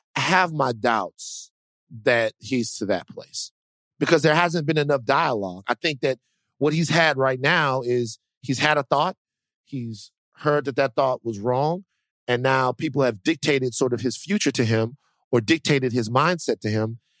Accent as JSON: {"language": "English", "region": "Deep South", "country": "United States", "also_born_or_lived": "Dallas, Texas", "said": "I'm from the Deep South"}